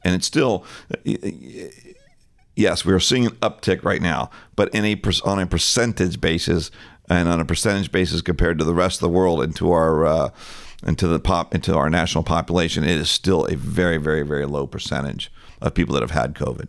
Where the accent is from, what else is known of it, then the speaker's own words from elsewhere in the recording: Boca Raton, Florida, United States; I grew up in the Boca Raton and Deerfield Beach area and have been going, you know, since childhood.